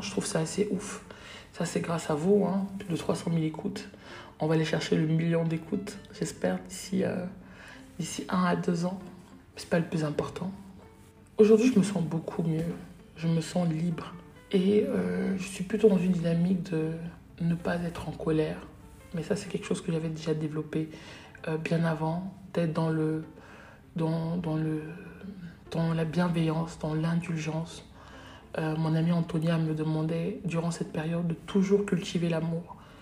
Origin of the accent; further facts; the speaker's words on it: Cameroon; chez nous au Cameroun